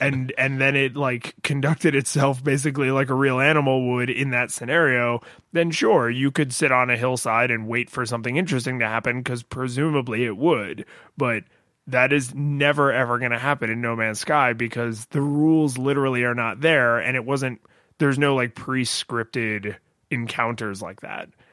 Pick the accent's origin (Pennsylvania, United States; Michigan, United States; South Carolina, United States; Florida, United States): Florida, United States; a normal occurrence growing up in Florida